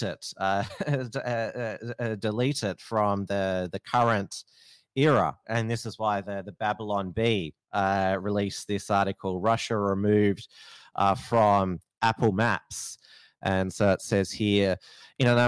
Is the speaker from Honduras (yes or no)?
no; Australia; I'm an Australian living in Australia